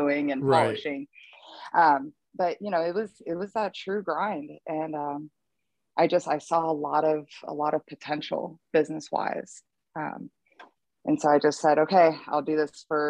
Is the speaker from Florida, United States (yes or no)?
yes; Tampa, Florida, United States; moved away as an adult; now in Louisville, United States; I'm originally from Tampa, Florida